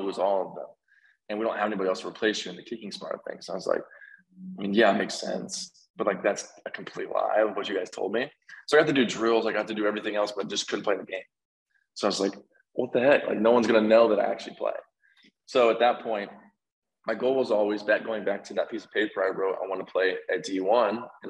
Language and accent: English; Collin County area, Texas, United States; went to a community college, Collin College, which was basically back in my hometown